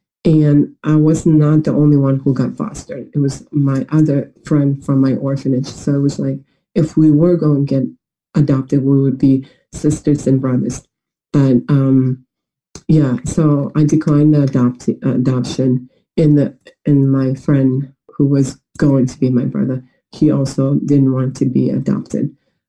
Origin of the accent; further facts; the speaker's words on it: Atlanta, Georgia, United States; now in Moscow, Russia; But my hometown is actually, in America, Atlanta, Georgia. So I live in Atlanta, Georgia, and Russia at the same time.